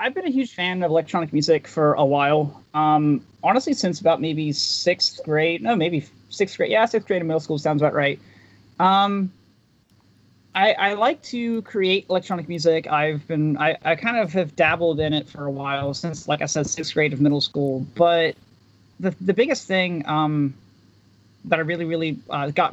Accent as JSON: {"language": "English", "region": "West Virginia", "country": "United States", "tie": "born or raised there", "also_born_or_lived": "Bridgeport, West Virginia", "said": "I'm actually West Virginia native, born in West Virginia. I live right now in Bridgeport, but I grew up in Dodge County"}